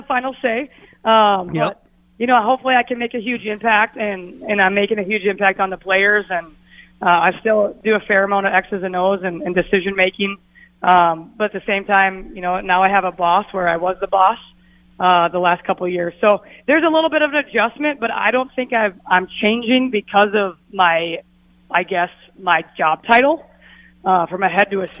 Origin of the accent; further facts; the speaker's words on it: Minnesota, United States; us Minnesotans